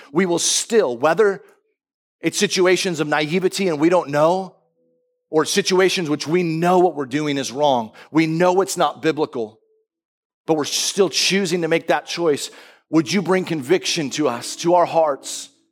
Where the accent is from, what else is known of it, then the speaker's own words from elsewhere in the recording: United States; we grew up in America